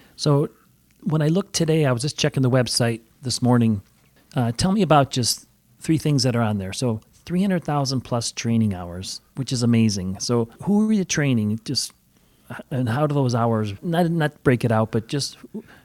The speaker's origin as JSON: {"language": "English", "town": "Chicago", "region": "Illinois", "country": "United States", "tie": "born or raised there", "moved": "yes", "lives_now": "Valparaiso, United States", "said": "I grew up in Chicago"}